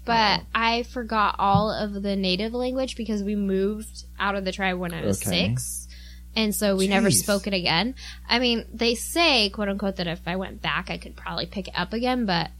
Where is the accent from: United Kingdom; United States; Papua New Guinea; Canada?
Papua New Guinea; That I was born and raised in Papua New Guinea, which is north of Australia.